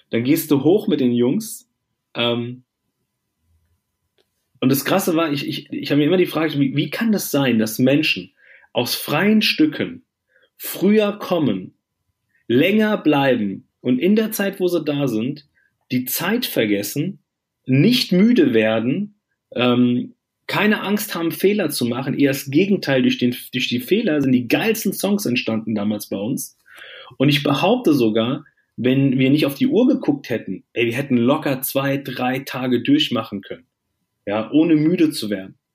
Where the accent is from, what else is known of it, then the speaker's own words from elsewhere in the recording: Germany; Ich bin hier in Deutschland äh, geboren und auch groß geworden.